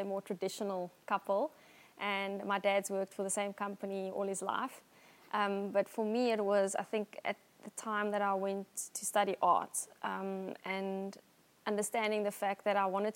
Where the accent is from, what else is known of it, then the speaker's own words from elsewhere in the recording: Somerset West, Western Cape, South Africa; also born or lived in Johannesburg; And then we moved to Somerset West, yeah, and I've lived here all my life